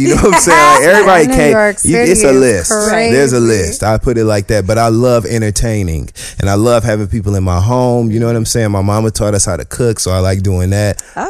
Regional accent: Michigan, United States; now in New York City, United States; I'm from Michigan.

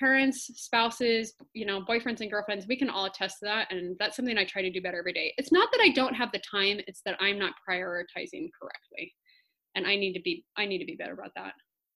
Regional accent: Washington, United States; also born or lived in Blakely Island, Washington; now in Maui, United States; I was not born on Maui. I was born in Washington, but my family's from a very small island in Washington state.

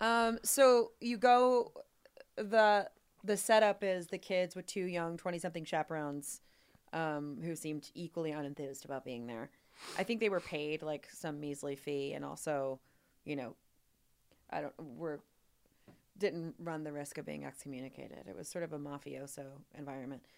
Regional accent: Louisville, Kentucky, United States; born or raised there

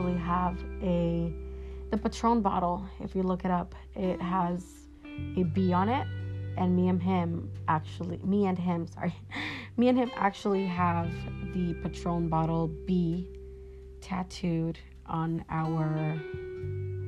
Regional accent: Sunnyvale, California, United States; also born or lived in Mexico; now in Washington, United States; I was born in Mexico, but I was brought to the United States when I was 7. And I was actually in California, Northern Cali, so Sunnyvale, California

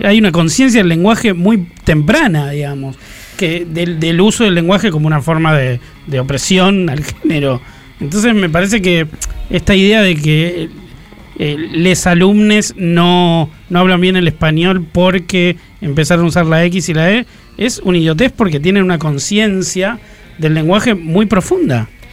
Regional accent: Buenos Aires, Argentina; also born or lived in Lanús / Gerli; nací en Barracas, a tres cuadras del Riachuelo

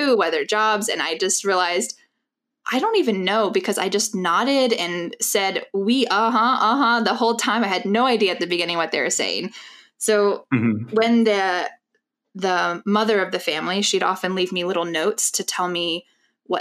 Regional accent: United States; also born or lived in France / South Korea; I'm from the US

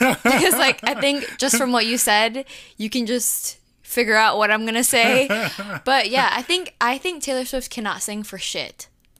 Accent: Jamaica; being Jamaican and all

